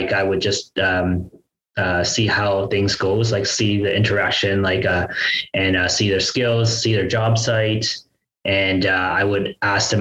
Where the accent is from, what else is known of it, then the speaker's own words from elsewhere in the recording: Ottawa, Ontario, Canada; my hometown in Ottawa